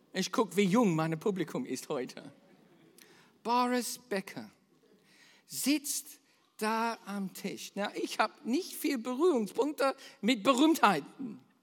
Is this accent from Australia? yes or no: yes; Australia; bei uns in Australien